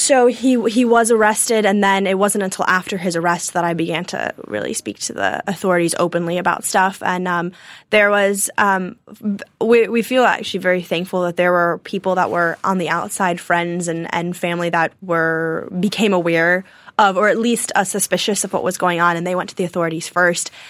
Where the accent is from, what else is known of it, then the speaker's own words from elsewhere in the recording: Nashville, Tennessee, United States; also born or lived in Chicago, Illinois / Mayo, Ireland (ancestry); we moved to Nashville, Tennessee, and, um, we've lived there for the last eighteen or nineteen years.